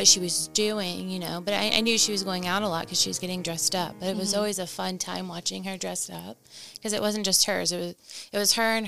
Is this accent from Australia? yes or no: no; Henryetta, Oklahoma, United States; moved away; I am from Henrietta, Oklahoma. I was born and raised there, so I went from pre-K all the way up to graduation.